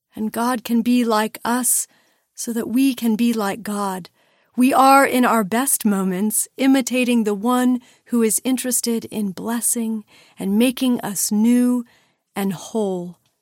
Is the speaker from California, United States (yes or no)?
yes; Los Angeles, California, United States; growing up in Los Angeles, a busy, buzzy city